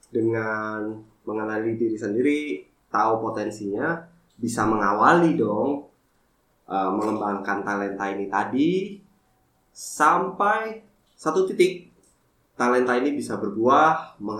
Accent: Sidoarjo, East Java, Indonesia; now in Jakarta, Indonesia; sampai 2020 gue memutuskan untuk balik ke Sidoarjo, kampung halaman gue untuk open my new uh, eh, F&B business.

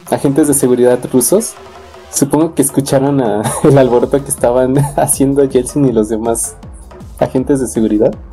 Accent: Mexico; Yo como mexicano no abriría la puerta de hablar de expresidentes.

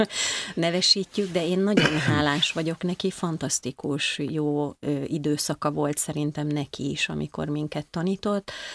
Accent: Marcali, Somogy, Hungary; now in Budapest, Hungary; Én vidéki vagyok, bár nem faluból, hanem egy nagyon kicsi városból származom. Ez nevezetesen Marcali

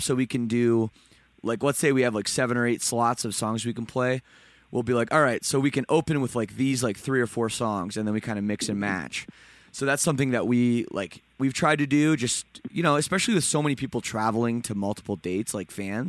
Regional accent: Toronto, Ontario, Canada; I'm also from Toronto, so I'm not from Vegas or Phoenix.

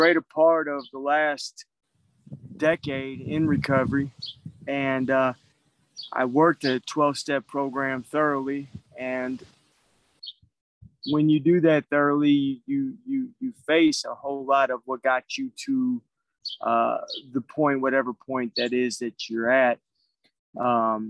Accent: St. Louis, Missouri, United States; moved away as an adult; I'm originally from St. Louis, Missouri

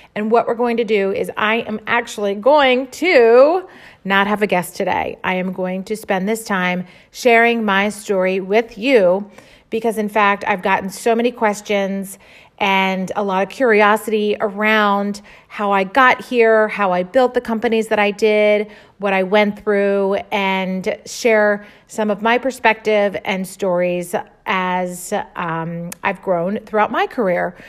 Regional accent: Baltimore, Maryland, United States; I was born and raised in Baltimore, Maryland, which is where I still live with my family.

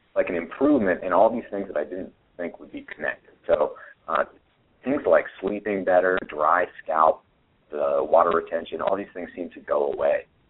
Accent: New Hampshire, United States; now in Austin, United States; I grew up in New Hampshire

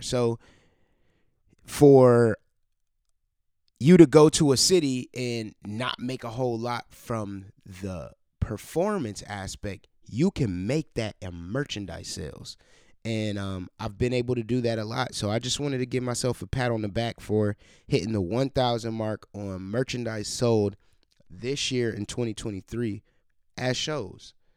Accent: Cleveland, Ohio, United States; moved away as an adult; now in Columbus, United States; in my hometown, Cleveland, Ohio

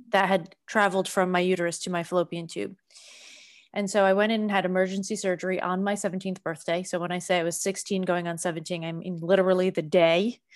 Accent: Boston, Massachusetts, United States; moved away; I'm from Boston originally

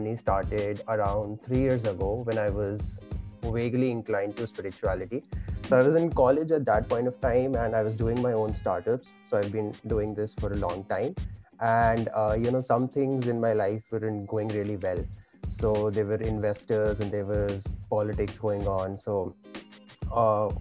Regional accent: India; I was born and brought up in India

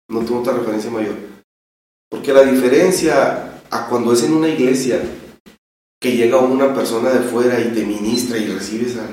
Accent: Tijuana, Baja California, Mexico; yo soy de Tijuana.

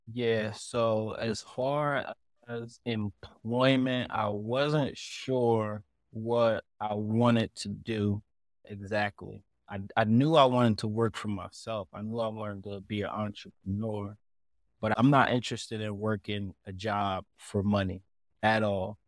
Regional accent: Elizabeth, New Jersey, United States; moved away as an adult; me growing up in Elizabeth

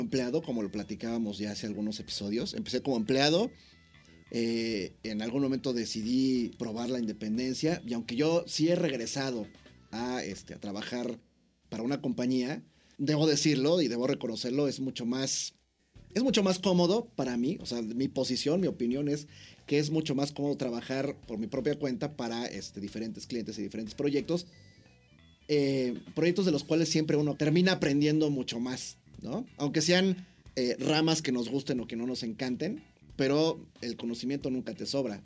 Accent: Mexico; como buen mexicano

